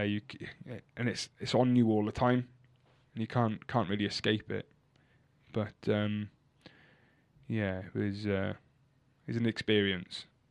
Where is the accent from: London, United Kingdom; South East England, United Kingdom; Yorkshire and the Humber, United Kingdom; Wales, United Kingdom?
Wales, United Kingdom; Cardigan; they called me a Cardi 'cause I'm from Cardigan